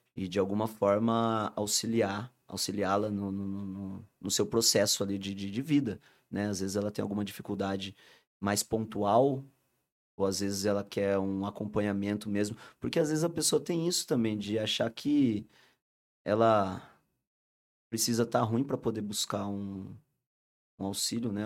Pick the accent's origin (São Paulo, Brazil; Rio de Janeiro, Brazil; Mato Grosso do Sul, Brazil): São Paulo, Brazil; Rio Claro; Nós somos de Rio Claro